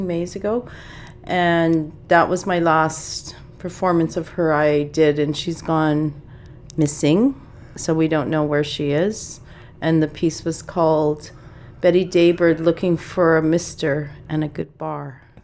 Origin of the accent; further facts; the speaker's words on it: Saskatchewan, Canada; growing up in Saskatchewan